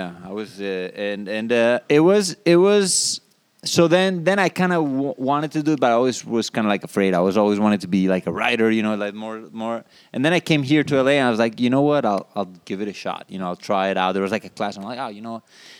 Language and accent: English; Colombia; moved away as an adult; also born or lived in Israel; there was no kind of like stand-up comedy when I was growing up in Colombia.